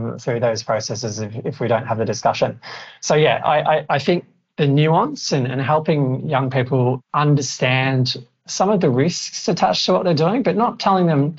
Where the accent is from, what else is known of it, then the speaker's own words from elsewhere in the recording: Australia; I'm Australian